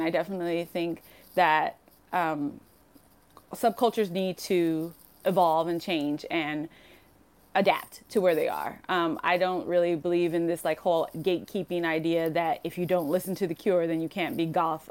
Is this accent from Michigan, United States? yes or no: no; Compton, California, United States; moved away as an adult; now in Tokyo, Japan; I grew up in Compton, California